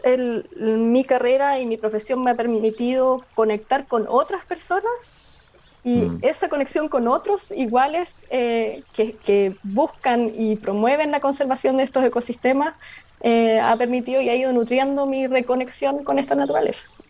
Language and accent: Spanish; Osorno, Los Lagos, Chile; soy nacida y criada en Osorno, en la región de los lagos